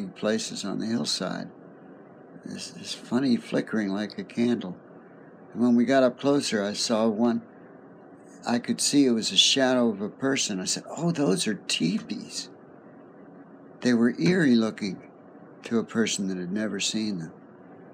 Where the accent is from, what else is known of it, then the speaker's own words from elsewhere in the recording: the East, United States; moved away as an adult; also born or lived in West Virginia / Pittsburgh / Berkeley; I was raised in the East. I'd never been, except one brief time, west of the Mississippi at all